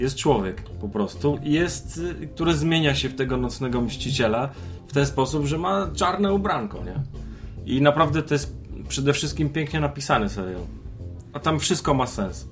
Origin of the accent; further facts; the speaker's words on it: Poland